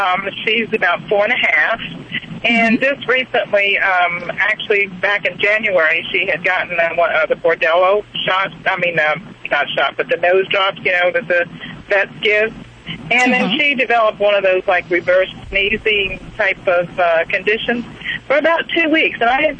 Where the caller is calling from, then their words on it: St. Petersburg, Florida, United States; I'm from St. Petersburg, Florida.